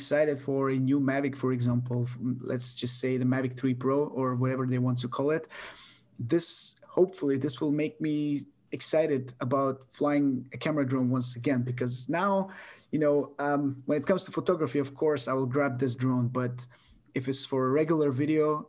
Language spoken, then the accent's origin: English; Bulgaria; my hometown. I've been living here my whole life, except for a couple of years going abroad